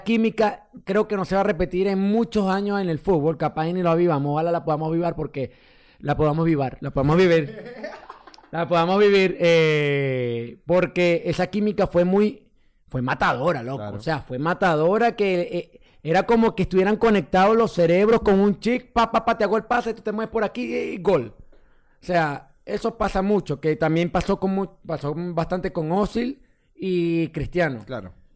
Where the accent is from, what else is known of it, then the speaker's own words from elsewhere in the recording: Venezuela; moved away; como migrante, nosotros en estos casos nos juntamos con venezolanos